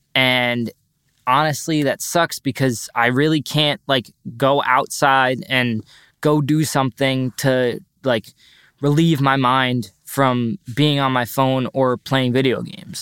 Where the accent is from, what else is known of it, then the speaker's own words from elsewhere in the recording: North Shore, Long Island, New York, United States; also born or lived in Boulder, Colorado; I also graduated from North Shore High School, and I'm from the North Shore, Long Island